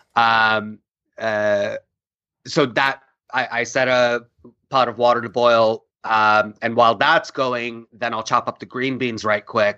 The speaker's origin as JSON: {"language": "English", "country": "India", "also_born_or_lived": "New York", "moved": "yes", "said": "we come from India. We all use pressure cookers."}